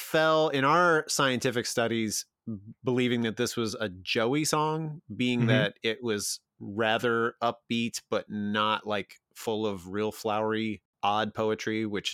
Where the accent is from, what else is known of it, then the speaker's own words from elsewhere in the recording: Central Illinois, United States; I'm from Central Illinois